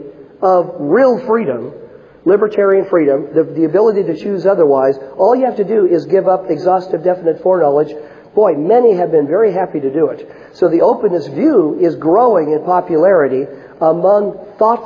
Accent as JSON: {"language": "English", "region": "Washington", "country": "United States", "tie": "born or raised there", "said": "up in the Northwest where I grew up in Washington State"}